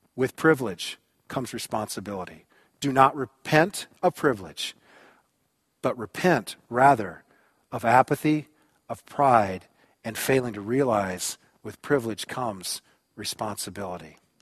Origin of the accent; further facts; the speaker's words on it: United States; I am an American.